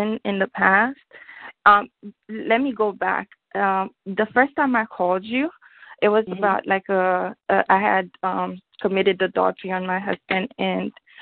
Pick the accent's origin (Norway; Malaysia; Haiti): Haiti; also born or lived in Central Florida; now in Florida, United States; I'm from Haiti.